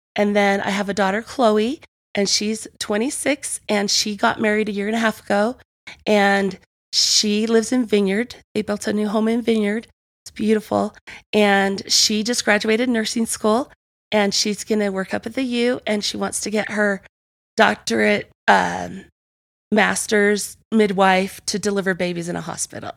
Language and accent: English; Provo, Utah, United States; I was born and raised in Provo.